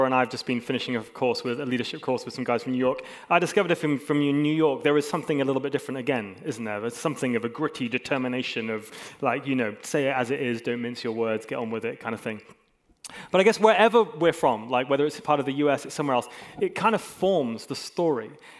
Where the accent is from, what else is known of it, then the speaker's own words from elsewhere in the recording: Hong Kong; I also grew up in Hong Kong, and I spent a long time growing up in Hong Kong, and if people say, where are you from? I often say, hey, I'm from Hong Kong